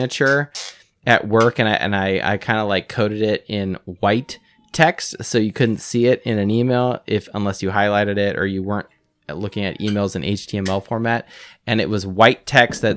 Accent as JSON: {"language": "English", "town": "Los Angeles", "region": "California", "country": "United States", "tie": "born or raised there", "said": "I grew up in Los Angeles"}